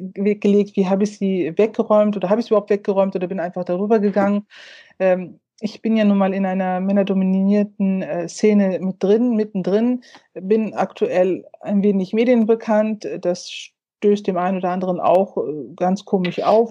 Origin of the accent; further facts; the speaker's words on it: North Rhine-Westphalia, Germany; NRW als mein Heimatland oder Heimatbundesland